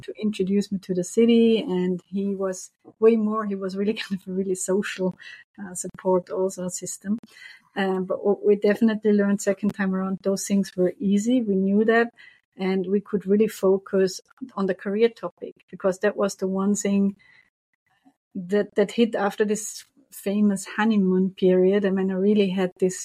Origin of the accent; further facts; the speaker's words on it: Vorarlberg, Austria; moved away as an adult; also born or lived in Brussels, Belgium; now in Montreal, Canada; originally, I'm from Austria